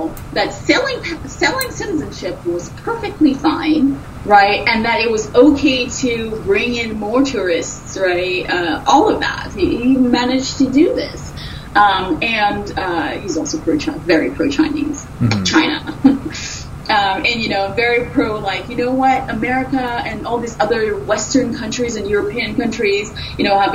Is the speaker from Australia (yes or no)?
no; Dominica; moved away; I was born in Dominica